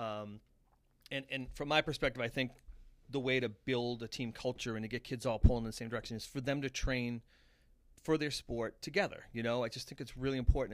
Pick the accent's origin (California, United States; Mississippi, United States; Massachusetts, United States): Massachusetts, United States; Abington; I'm from Abington, and, and people's reaction would be like, oh, that's a tough little town